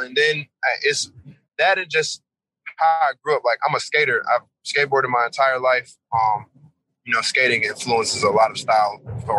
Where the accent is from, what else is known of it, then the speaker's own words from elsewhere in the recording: Atlanta, Georgia, United States; I'm from Atlanta, bro. I'm from the east side. So, you know, this is trap city. This is trap capital. This is like, this is Black Hollywood. This is where the most wealthiest Black people live.